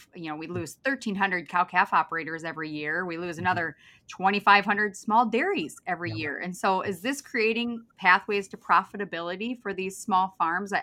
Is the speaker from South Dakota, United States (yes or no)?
yes; Mitchell, South Dakota, United States; my hometown of Mitchell, South Dakota